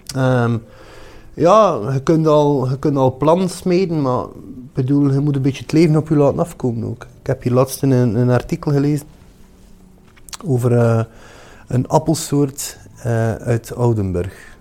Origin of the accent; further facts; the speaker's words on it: Ostend, Flanders, Belgium; Ik ben van Oostende